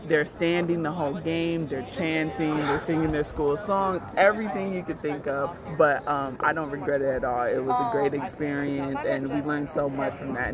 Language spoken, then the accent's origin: English; Wisconsin, United States; I'm from Wisconsin.